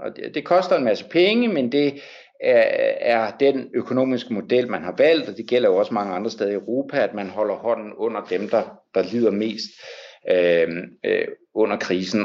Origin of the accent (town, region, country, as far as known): Denmark; now in Paris, France